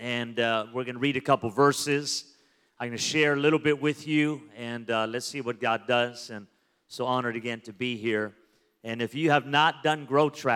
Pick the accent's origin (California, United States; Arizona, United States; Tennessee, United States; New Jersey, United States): California, United States; Los Angeles; now in Las Vegas, United States; I'm Mexican-American, born in L.A. Yes, I know it's Southern California